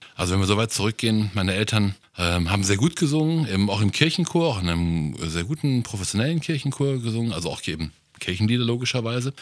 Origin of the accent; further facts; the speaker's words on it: North Rhine-Westphalia, Germany; ich bin ja aus Nordrhein-Westfalen